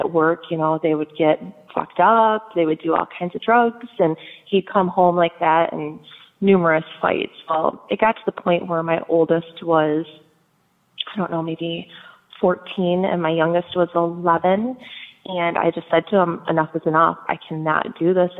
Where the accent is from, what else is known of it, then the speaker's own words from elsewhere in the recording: Michigan, United States; moved away; we are originally from Michigan. I was born and raised